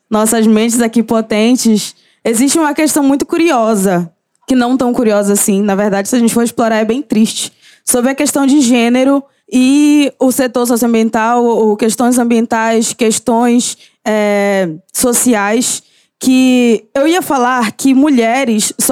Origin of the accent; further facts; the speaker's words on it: Laranjal do Jari, Amapá, Brazil; gente, eu sou nortista, 23 para mim eu já boto meu moletom, já vou dormir. Então, é isso. É, eu saí do meu território. Eu passei dois dias numa balsa, tá? Pra chegar em Belém, de Laranjal, de Jari para Belém do Pará